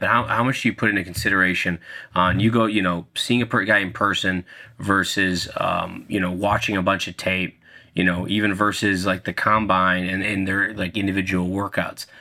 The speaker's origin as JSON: {"language": "English", "region": "Minnesota", "country": "United States", "said": "I'm from Minnesota"}